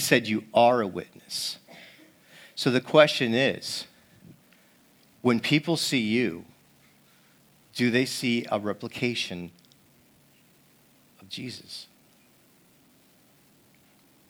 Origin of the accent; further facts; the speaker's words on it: East Coast, United States; now in Seattle, United States; I'm from the East Coast